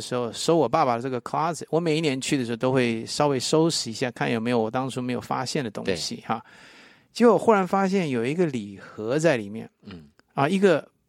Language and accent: Chinese; Taipei, Taiwan; now in United States; 我也去了我出生的地方。在台北啊